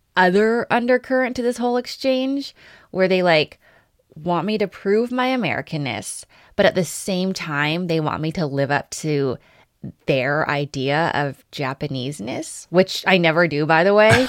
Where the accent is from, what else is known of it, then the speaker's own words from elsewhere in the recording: Los Angeles, California, United States; when I say L